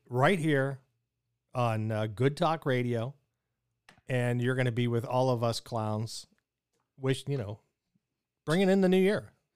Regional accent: Pittsburgh, Pennsylvania, United States; I grew up in Pittsburgh

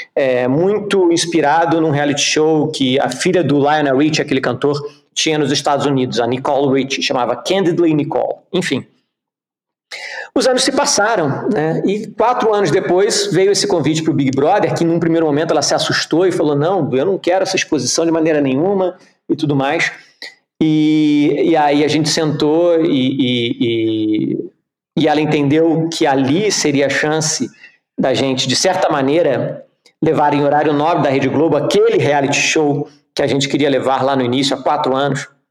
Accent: Rio de Janeiro, Brazil; moved away; also born or lived in Geneva / Curitiba; Eu sou carioca, eu cresci no Rio de Janeiro

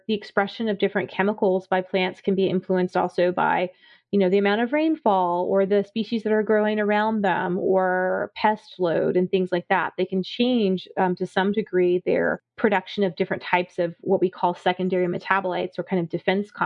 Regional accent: South Florida, United States; I grew up in South Florida

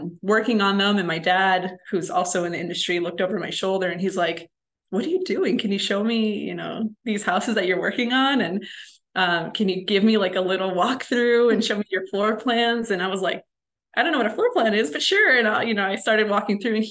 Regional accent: Chicago, Illinois, United States; I'm from Chicago originally, so I'm from a big city

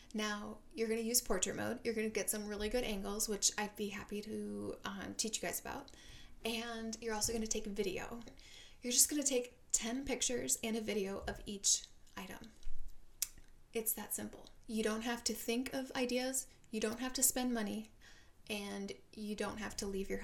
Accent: Minnesota, United States; moved away as an adult; also born or lived in Seattle; now in San Diego, United States; I am from Minnesota

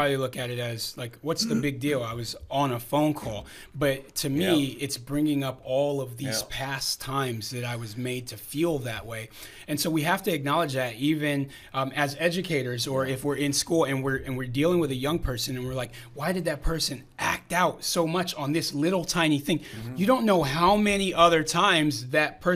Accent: California, United States; We're from California

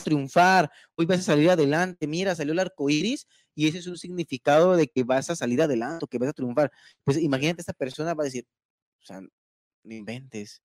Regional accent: Mexico; como mexicanos y como ciudadanos

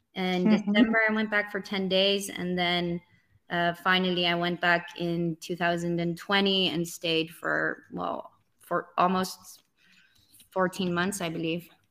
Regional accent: Netherlands; growing up in the Netherlands and just the simple fact that I own a Dutch passport

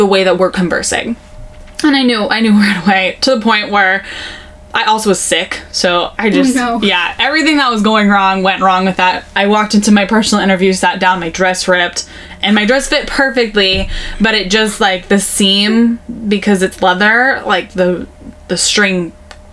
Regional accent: Novato, California, United States; also born or lived in Santa Rosa, California; growing up in Novato, Marin County

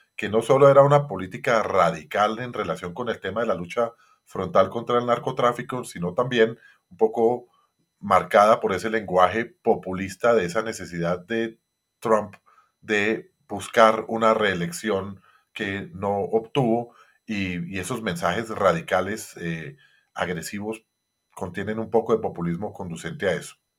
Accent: Colombia; nosotros como colombianos

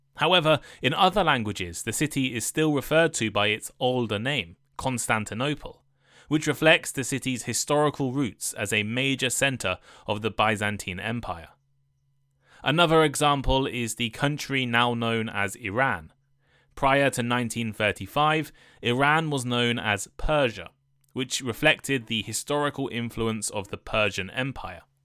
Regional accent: England, United Kingdom; moved away as an adult; also born or lived in Taiwan / Japan; I'm from the U K, people more specifically from England

